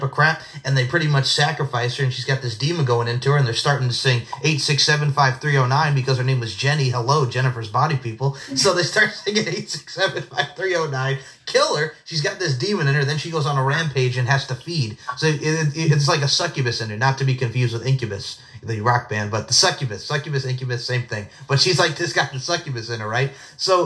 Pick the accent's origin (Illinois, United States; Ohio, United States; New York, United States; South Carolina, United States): New York, United States; Long Island; moved away; it was great to be back on Long Island, get to visit my best friend, Steve Nicoforo, my family